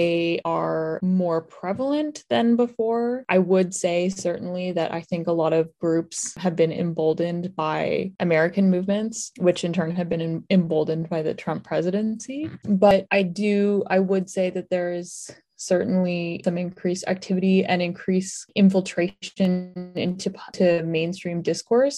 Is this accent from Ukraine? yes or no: no; Hamilton, Ontario, Canada; I'm from Hamilton